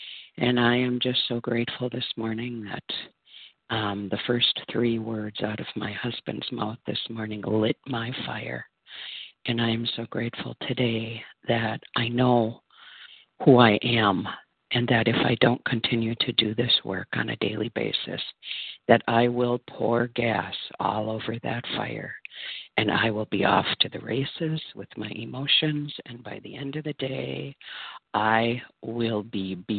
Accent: Minnesota, United States; now in Texas, United States; from Minnesota, currently in Texas.

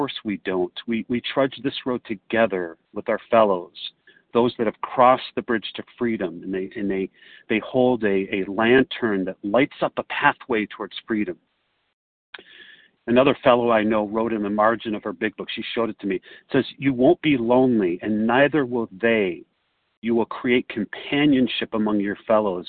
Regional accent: Chicago, Illinois, United States; I hail from Chicago, or the area

